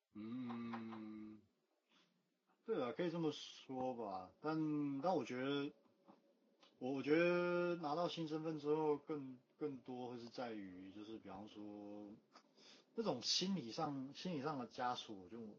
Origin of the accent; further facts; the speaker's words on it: Taiwan; moved away as an adult; now in Japan; 哦，我都台湾来了嘛